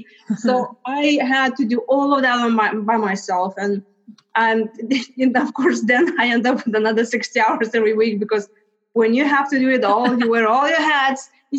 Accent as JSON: {"language": "English", "country": "Lithuania", "moved": "yes", "said": "So as you mentioned, I came from Lithuania 20 years ago."}